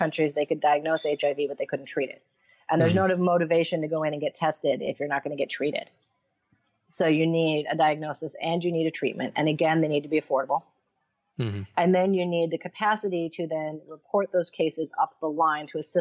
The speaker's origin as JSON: {"language": "English", "town": "Syracuse", "region": "New York", "country": "United States", "tie": "born or raised there", "moved": "yes", "lives_now": "Sri Lanka", "said": "I'm from Syracuse, New York"}